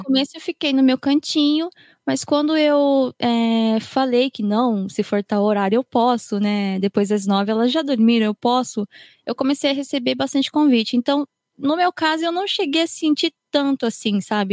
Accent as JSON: {"language": "Portuguese", "country": "Japan", "tie": "born or raised there", "said": "Eu fui criada aqui no Japão, sempre estudei aqui"}